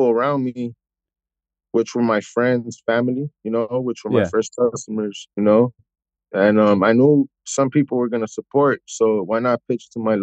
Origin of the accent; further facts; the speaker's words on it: South Bay, California, United States; I'm from South Bay, California